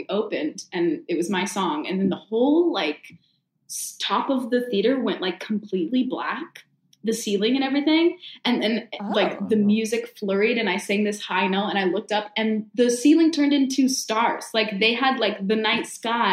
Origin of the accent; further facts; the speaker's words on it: San Jose, California, United States; moved away as an adult; also born or lived in Pittsburgh / Wales; I went straight to San Jose, which was my hometown